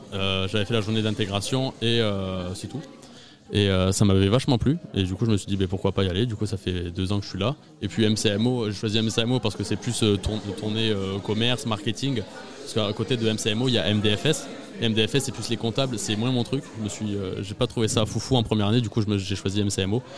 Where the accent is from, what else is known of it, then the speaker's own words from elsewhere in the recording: Agen, Nouvelle-Aquitaine, France; j'habite euh, encore chez mes parents, je suis d'Agen